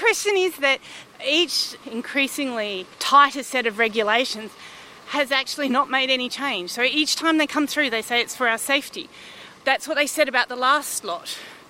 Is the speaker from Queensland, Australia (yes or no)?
yes; Queensland, Australia; born there; And I was born here in Australia. My mother is English. My father is from New Zealand.